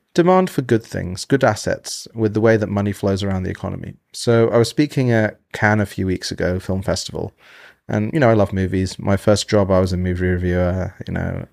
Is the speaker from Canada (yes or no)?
no; United Kingdom; now in United States; being in America, I'm from Britain